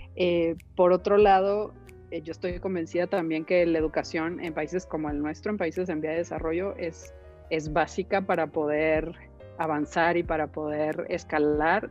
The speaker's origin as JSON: {"language": "Spanish", "region": "northern Mexico", "country": "Mexico", "also_born_or_lived": "Chicago / Monterrey", "said": "soy una mujer norteña, muy norteña, con todo lo bueno y lo malo que eso implica"}